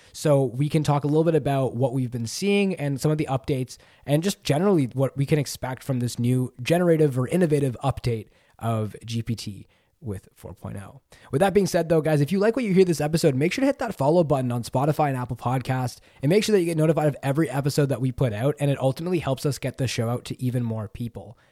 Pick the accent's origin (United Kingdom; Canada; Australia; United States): Canada; I'm Canadian